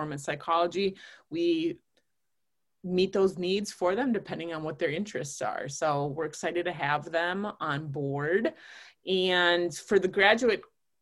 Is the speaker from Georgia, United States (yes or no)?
no; Onalaska, Wisconsin, United States; now in Green Bay, United States; I'm originally from Onalaska, Wisconsin. That's where I spent most of my childhood growing up